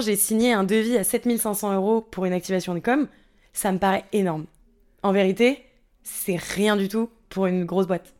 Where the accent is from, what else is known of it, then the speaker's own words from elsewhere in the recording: Sucy-en-Brie, Île-de-France, France; also born or lived in Canada; J'ai grandi à suissy en henri dans le 94